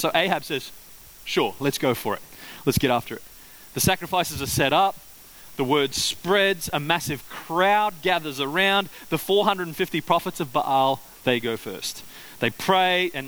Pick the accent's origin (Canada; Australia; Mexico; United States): Australia; Queensland; growing up in Queensland